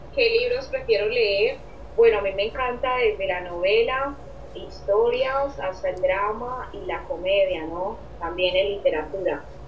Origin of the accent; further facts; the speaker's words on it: Colombia; como colombiana que soy, yo en parte me siento muy feliz de ser colombiana